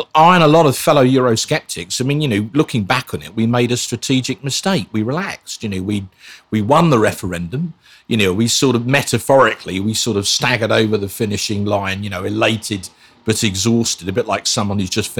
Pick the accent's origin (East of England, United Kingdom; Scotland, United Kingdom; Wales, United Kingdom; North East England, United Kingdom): East of England, United Kingdom; Basildon; also born or lived in Islington, London; Well, it's six. Yeah, my parents moved out to Basildon onto what was then a new housing estate in 1971